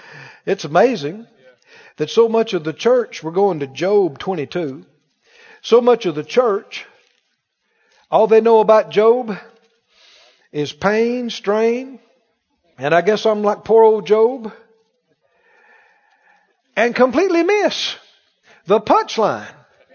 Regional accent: the South, United States; Growing up in the South, I heard this phrase, poor as Job's turkey.

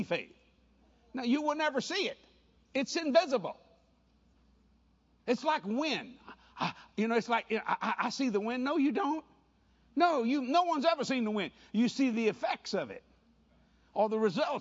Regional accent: Cajun, Louisiana, United States; I'm a Cajun boy

